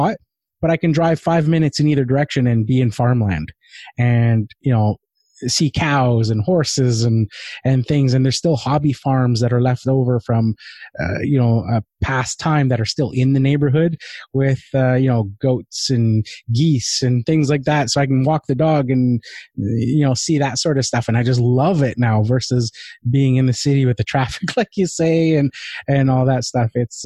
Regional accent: Vancouver, British Columbia, Canada; I grew up born and raised in Vancouver.

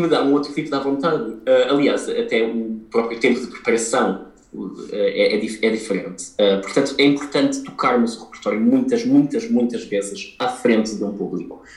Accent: Portugal; Nós, como portugueses

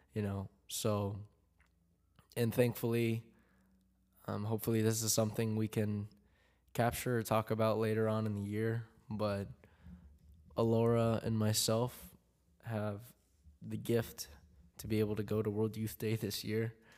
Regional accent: Philippines; I'm, I'm Filipino

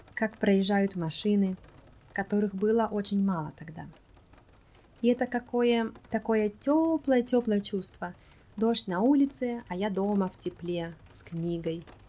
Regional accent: Russia; moved away; Я сказала, что я из России

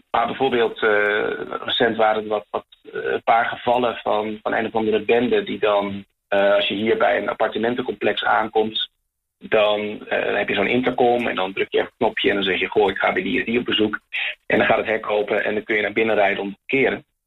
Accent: Netherlands; now in Chile; als Nederlander

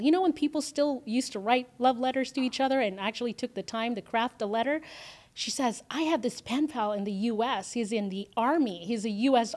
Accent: Philippines; also born or lived in Canada / San Diego; now in Las Vegas, United States; I grew up in the Philippines, so, um, raised by my grandmother

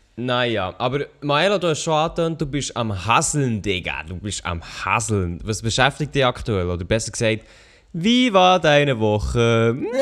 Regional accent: Switzerland; als Schweizer YouTuber

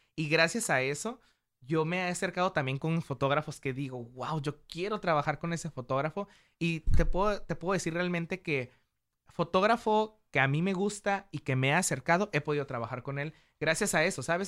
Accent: Mexico; como mexicanos

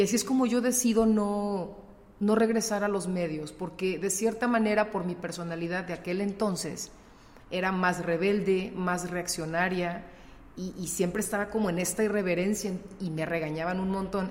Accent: León, Guanajuato, Mexico; also born or lived in Torreón, Coahuila; yo nací acá en León

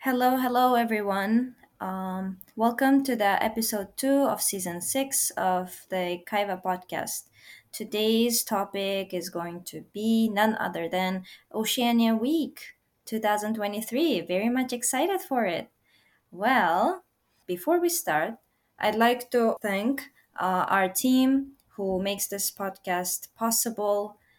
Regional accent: Uzbekistan; now in Japan; I'm from Uzbekistan

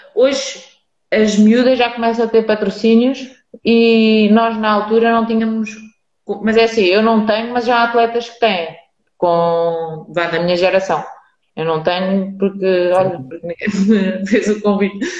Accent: Lisbon, Portugal; tenho a minha vida com os meus amigos de onde eu cresci, porque eu sempre fui de Lisboa

